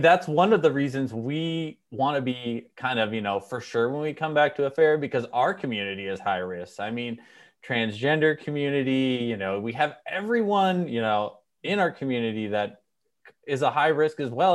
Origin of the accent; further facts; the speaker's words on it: Minnesota, United States; now in California, United States; I grew up in Minnesota